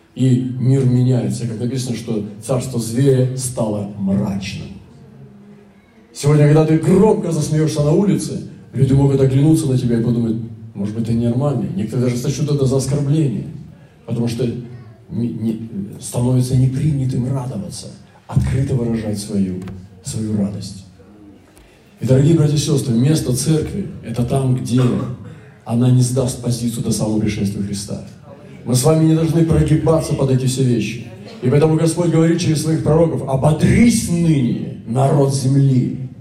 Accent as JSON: {"language": "Russian", "country": "Russia", "said": "Я из России"}